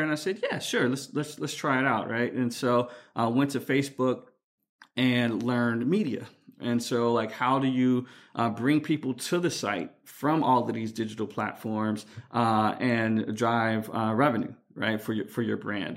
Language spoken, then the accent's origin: English; Chicago, Illinois, United States; I'm from Chicago, so I say dolls